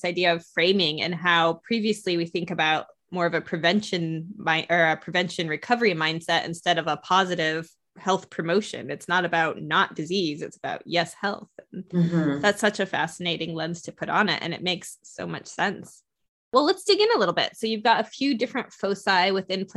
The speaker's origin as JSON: {"language": "English", "country": "United States", "said": "being from the US"}